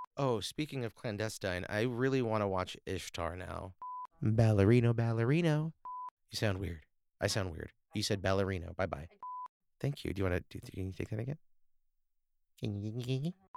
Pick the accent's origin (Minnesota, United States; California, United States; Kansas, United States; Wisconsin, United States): California, United States; Burbank; I grew up in Burbank